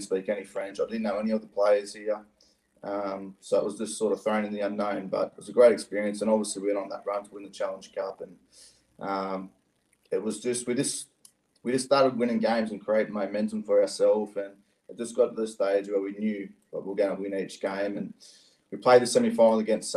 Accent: Australia; moved away as an adult; also born or lived in Hull, England; now in Perpignan, France; being an Australian growing up

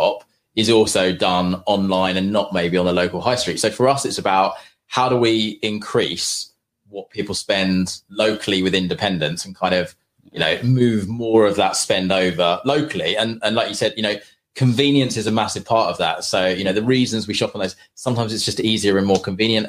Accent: St Ives, East of England, United Kingdom; also born or lived in London; I grew up in St. Ives. So I went to school at St. Ivo

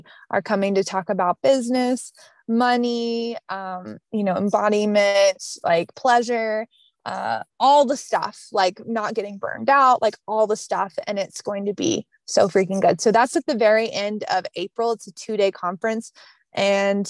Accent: the South, Southern United States, United States; accent: Southern; my Southern accent

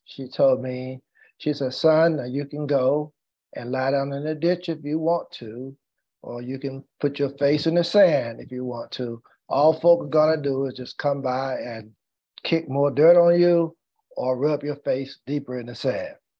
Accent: North Carolina, United States; African American lawyer practicing law in my hometown. And as a matter of fact, the first in my hometown and the youngest at that time in the state of North Carolina.

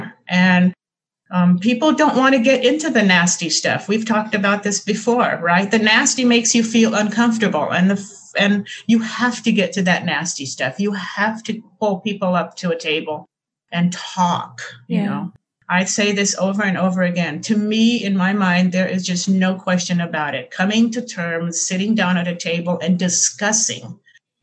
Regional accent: Recife, Pernambuco, Brazil; I'm from Recife.

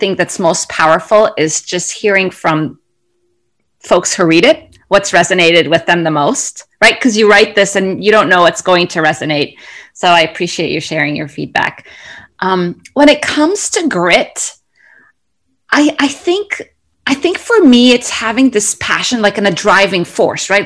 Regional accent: Cairo, Cairo Governorate, Egypt; moved away; also born or lived in Kuwait / United Arab Emirates; So I grew up, I'm originally from Egypt. I grew up in Cairo and around the Middle East. So we were in Kuwait

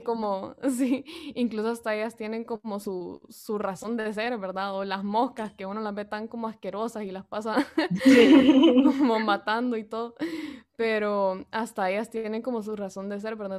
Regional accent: San Pedro Sula, Cortés, Honduras; soy de San Pedro Sula, Honduras

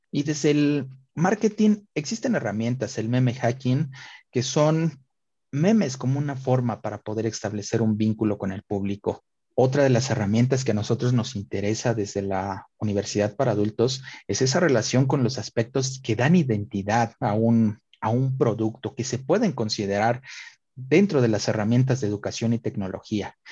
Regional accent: Puebla, Mexico; nos levantaron a los poblanos en toda la República

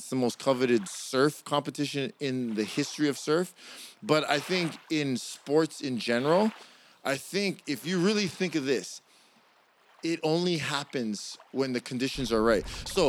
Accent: Hawaii, United States; Obviously all our listeners out there realize we're from Hawaii.

